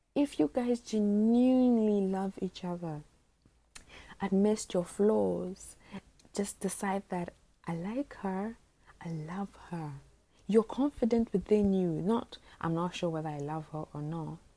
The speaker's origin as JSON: {"language": "English", "country": "Botswana", "tie": "born or raised there", "also_born_or_lived": "Eastern Region, Ghana", "said": "I spent the whole of my life in Botswana, so I'm a Ghanaian"}